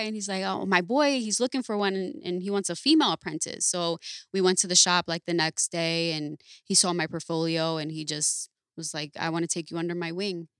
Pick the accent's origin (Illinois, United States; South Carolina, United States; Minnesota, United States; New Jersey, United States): New Jersey, United States; Paterson; I'm from Patterson, New Jersey